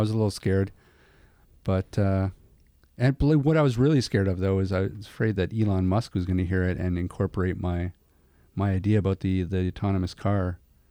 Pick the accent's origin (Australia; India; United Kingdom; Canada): Canada